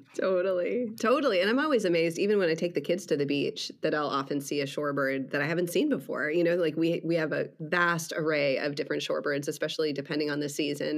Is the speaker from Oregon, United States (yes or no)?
no; Wisconsin, United States; moved away as an adult; now in Orange County, California, United States; I grew up in the Midwest. I grew up in Wisconsin